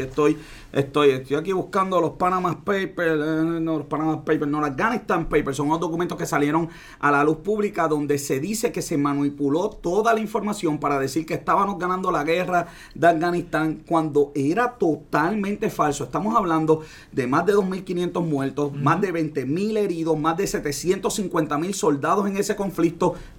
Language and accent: Spanish; Puerto Rico